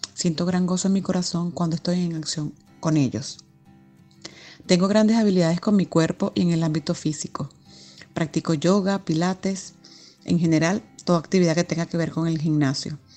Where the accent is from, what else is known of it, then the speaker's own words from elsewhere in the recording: Venezuela; now in Spain; Soy venezolana